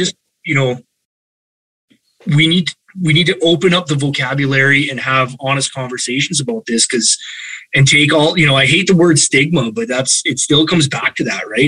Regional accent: Calgary, Alberta, Canada; I was born and raised in Calgary

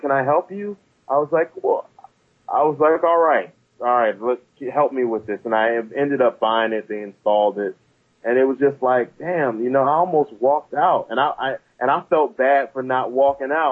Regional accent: Prince George's County, Maryland, United States; I grew up in Maryland, in PG County

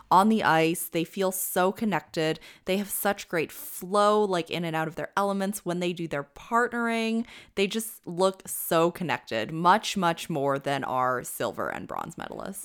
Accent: Canada; as a Canadian

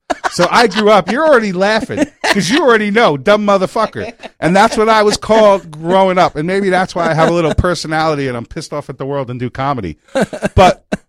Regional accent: New York, United States; moved away; I am so glad I grew up in New York.

